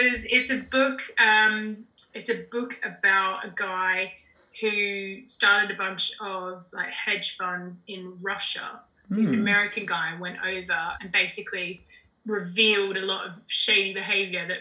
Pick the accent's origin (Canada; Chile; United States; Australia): Australia; moved away as an adult; now in London, United Kingdom; I'm Australian